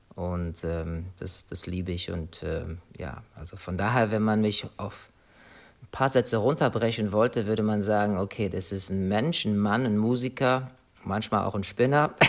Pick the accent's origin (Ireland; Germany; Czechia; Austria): Ireland; moved away; also born or lived in United States; Ich bin in Irland geboren, das ist meine Heimat.